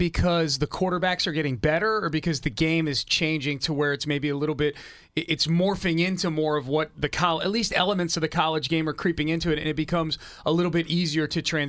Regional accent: New England, United States; I grew up in New England in the 80s, and I was a Philadelphia 76ers fan.

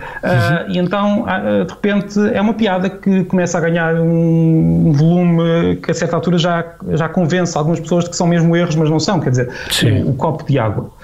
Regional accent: Portugal; now in Peniche, Portugal; temos o sotaque português, português de Portugal

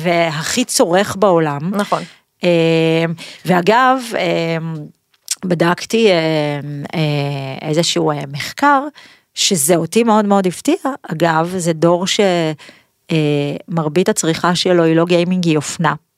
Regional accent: Pardes Hanna-Karkur, Haifa District, Israel; נולדתי בפרדס חנה

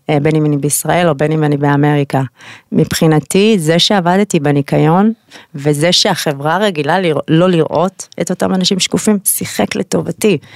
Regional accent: Israel; also born or lived in United States; אני אוהבת את ישראל, זה הבית שלי, אני יהודייה גאה

